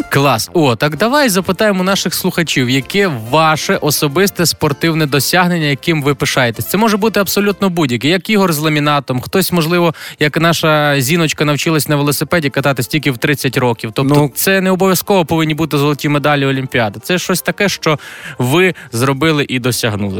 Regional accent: Galicia, Ukraine; я з Галичини

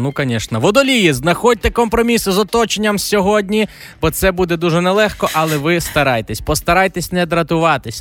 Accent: Galicia, Ukraine; у нас на Галичині

